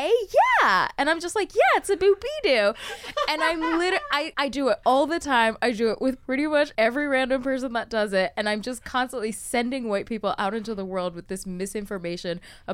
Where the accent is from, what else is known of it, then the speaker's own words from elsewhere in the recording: United Kingdom; accent: British; Like you think that I'm going to be a certain way and then I come in with my British accent and I totally just kind of surprised you.